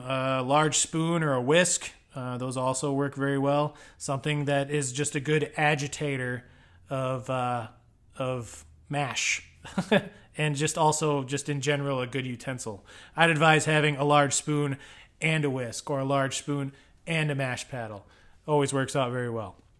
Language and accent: English; United States; I'm an American.